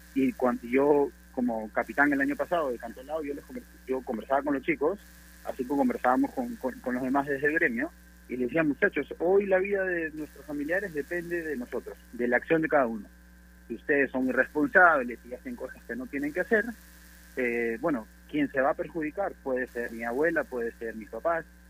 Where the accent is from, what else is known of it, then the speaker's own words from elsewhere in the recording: Peru; nosotros como peruanos